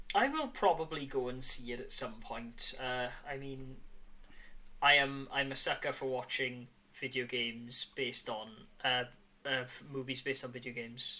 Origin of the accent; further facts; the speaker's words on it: near Bridgend, Wales, United Kingdom; Bridgend, which is very much near my hometown